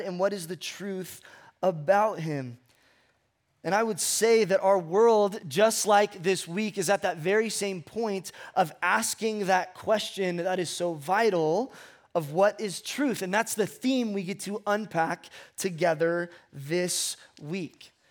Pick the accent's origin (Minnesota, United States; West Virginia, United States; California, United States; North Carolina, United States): California, United States; Ventura; moved away as an adult; also born or lived in Fresno / Hume Lake; I grew up in Southern California, a place called Ventura